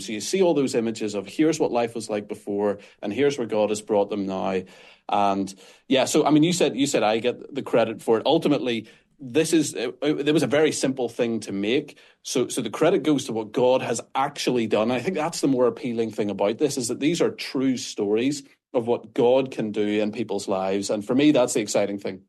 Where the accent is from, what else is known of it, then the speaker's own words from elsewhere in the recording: Northern Ireland, United Kingdom; accent: Northern Irish; People can probably tell from my accent that I'm not American. I'm Northern Irish.